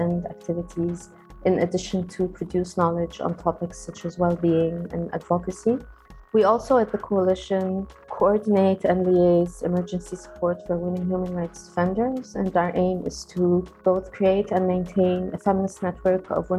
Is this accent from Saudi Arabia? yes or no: yes; Saudi Arabia; now in abroad; But yeah, growing up, there is no question that any girl growing up in Saudi Arabia will have this kind of unique identity. My mother was Egyptian, my father is a Saudi.